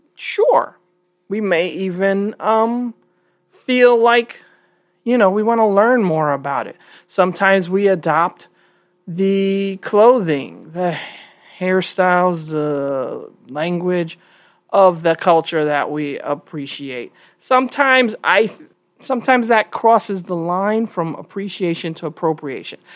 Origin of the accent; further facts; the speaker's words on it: New York, United States; also born or lived in Texas; I'm from New York